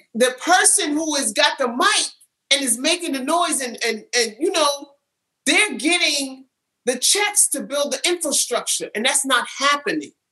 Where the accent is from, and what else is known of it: New York City, New York, United States; born or raised there; also born or lived in California